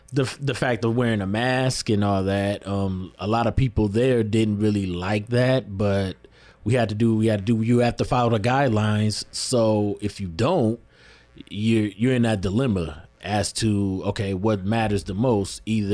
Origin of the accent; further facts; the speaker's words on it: Lansing, Michigan, United States; And basically, like, my background, born and raised here, Lansing, Michigan. Live over there. I grew up over there on No Net. That's right off of Wise Road.